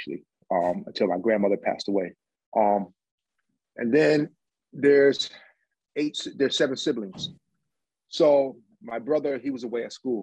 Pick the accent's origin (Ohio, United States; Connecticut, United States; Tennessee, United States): Connecticut, United States; I'm from Connecticut